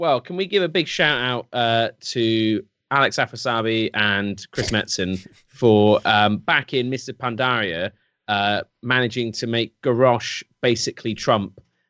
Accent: England, United Kingdom; I'm English.

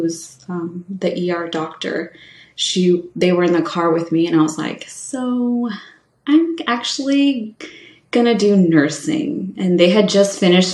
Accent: California, United States; moved away as an adult; also born or lived in Maine / Vermont / New York; When I am from California, my community that I grew up in is very much Latino

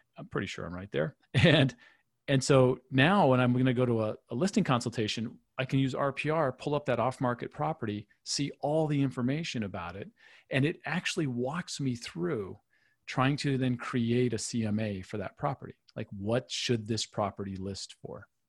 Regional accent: Michigan, United States; moved away; where I grew up in Michigan

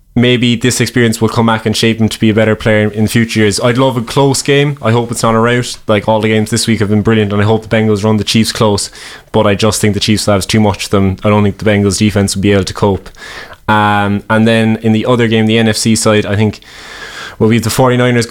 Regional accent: Cork, Munster, Ireland; we're from Cork

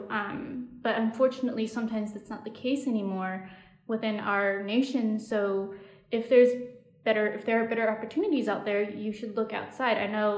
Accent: United States; we were there as American students, and we were studying abroad

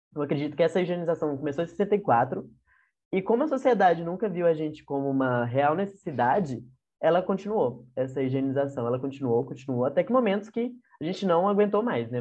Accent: Goiânia, Goiás, Brazil; eu sou de Goiânia

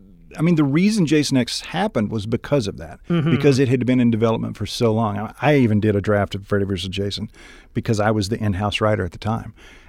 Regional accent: Kentucky, United States; moved away; I'm from Kentucky.

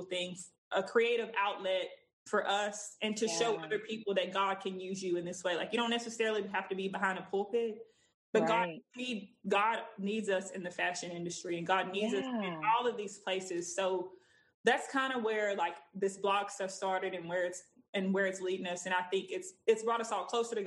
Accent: Texas, United States; I'm 28. I'm from Texas

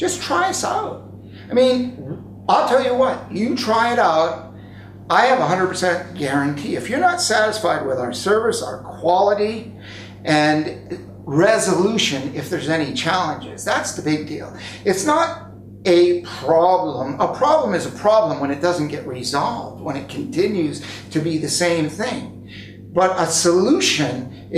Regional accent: United States; I have grown up as an American, lived in America

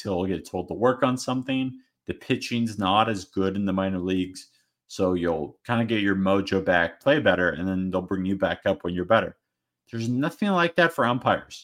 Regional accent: Arizona, United States; I'm from Arizona

